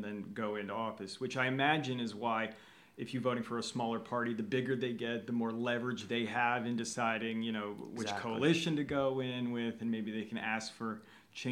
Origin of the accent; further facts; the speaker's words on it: United States; now in Norway; as an American